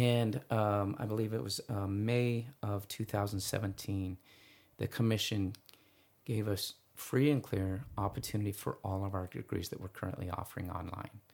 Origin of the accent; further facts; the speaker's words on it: East Valley, Arizona, United States; I'm from the East Valley, and so I'm from, more familiar with those schools